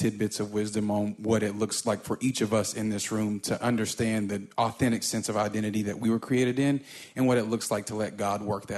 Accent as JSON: {"language": "English", "town": "Atlanta", "region": "Georgia", "country": "United States", "said": "I write and I teach. I'm from Atlanta, Georgia."}